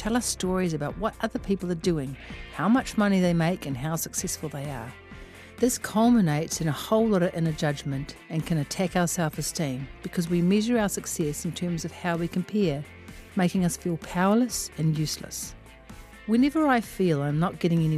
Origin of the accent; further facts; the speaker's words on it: Auckland, New Zealand; also born or lived in Melbourne, Australia; I am from West Auckland